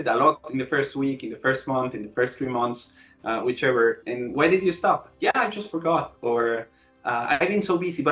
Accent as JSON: {"language": "English", "country": "Ecuador", "also_born_or_lived": "Melbourne, Australia", "moved": "as an adult", "said": "I'm originally from Ecuador"}